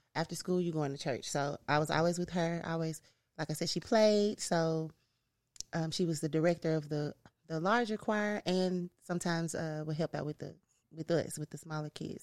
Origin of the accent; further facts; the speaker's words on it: Memphis, Tennessee, United States; also born or lived in Los Angeles; I am from North Memphis